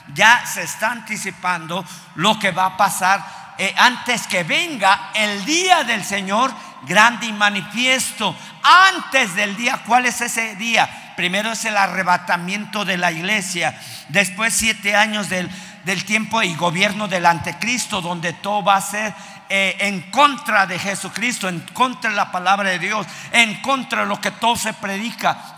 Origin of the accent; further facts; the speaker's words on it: Mexico; en nuestro México